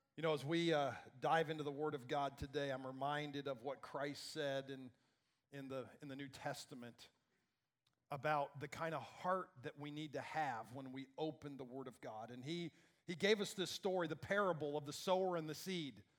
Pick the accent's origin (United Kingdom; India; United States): United States; Iowa; I grew up in Iowa